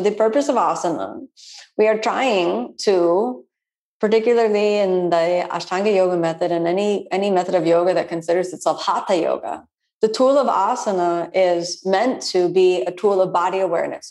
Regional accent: Florida, United States; I'm from Florida

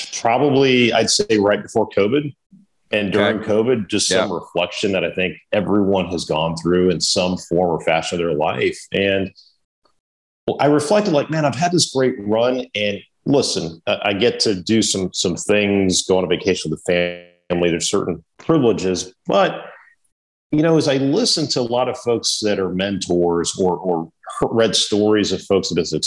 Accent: Miami, Florida, United States; moved away as an adult; now in Raleigh, United States; I'm originally from South Florida, from Miami

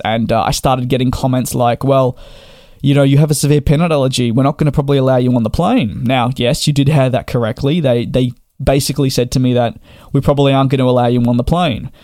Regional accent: Australia; me being Australian

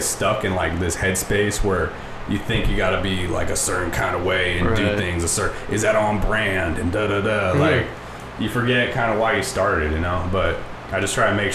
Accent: Orange, California, United States; now in Santa Ana, United States; my address has always been Santa Ana, and I grew up in Orange

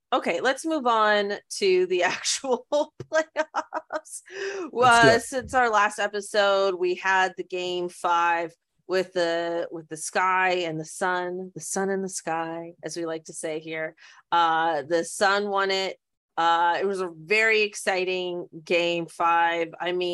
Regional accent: Canada; it is legit crazy that we didn't know her, even though we're Canadian, we're saying.

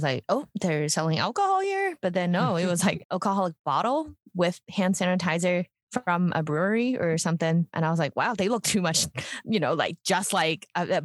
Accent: Hong Kong; When I was growing up in Hong Kong, like I was in a school that I was learning chemistry, physics, and biology, all these things in English

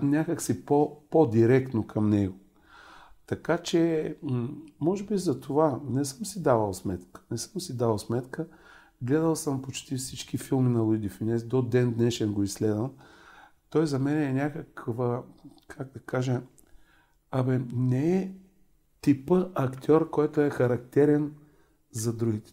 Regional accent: Varna, Varna Province, Bulgaria; moved away; във Варна, а, там където живеех

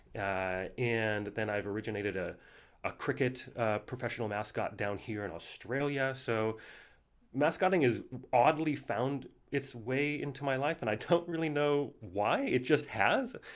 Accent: Missoula, Montana, United States; I grew up in Missoula, Montana

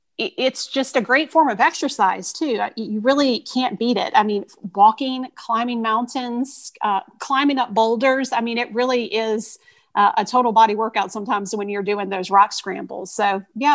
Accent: Richmond, Virginia, United States; I am from the Richmond area, so I have Richmond hikes there

